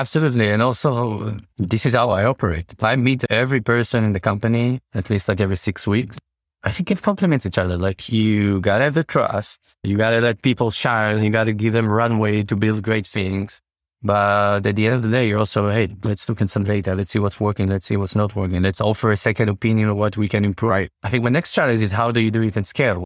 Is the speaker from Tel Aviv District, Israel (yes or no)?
yes; Tel Aviv, Tel Aviv District, Israel; I'm from Israel, from Tel Aviv